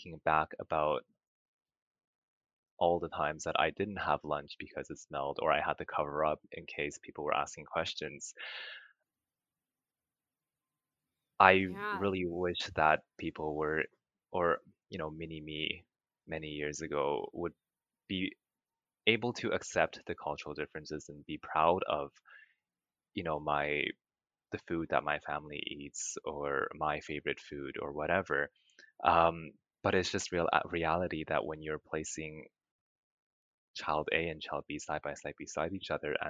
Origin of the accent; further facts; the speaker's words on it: Vancouver, British Columbia, Canada; I moved to Vancouver when I was 8